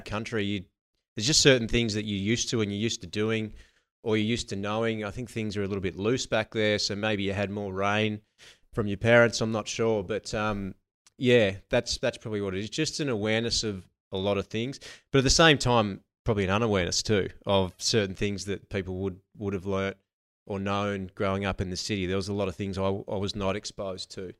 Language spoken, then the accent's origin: English; Narrandera, New South Wales, Australia; moved away as an adult; now in Melbourne, Australia; grew up in a, um, in a small country town called Narandra